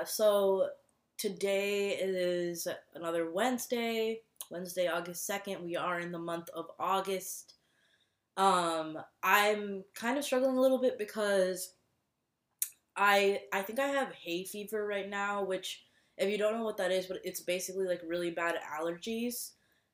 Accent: Minnesota, United States; moved away as an adult; now in Boston, United States; I'm from Minnesota. I was born and raised in Minnesota.

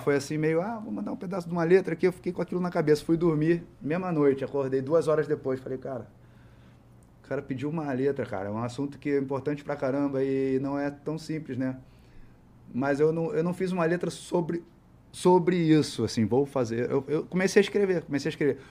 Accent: Brazil; eu sou do Brasil, pô, eu faço letra, moleque, 17 anos, 16 anos

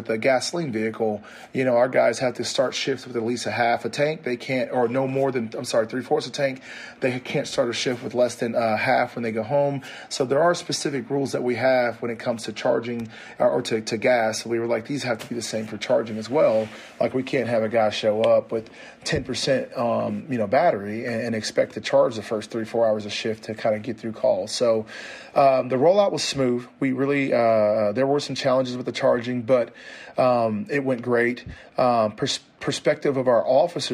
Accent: the South, United States; also born or lived in Lexington, Kentucky; I'm from the South.

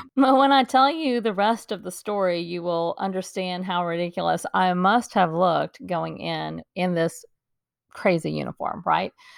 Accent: Dallas, Texas, United States; I grew up in Dallas, Texas, and I was going to school in Dallas

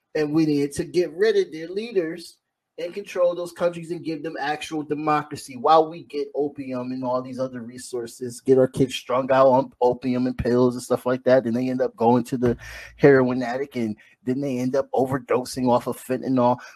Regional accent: United States; as an American

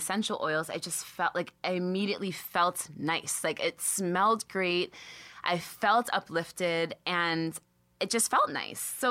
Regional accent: the Catskills, New York, United States; I'm from the Catskills

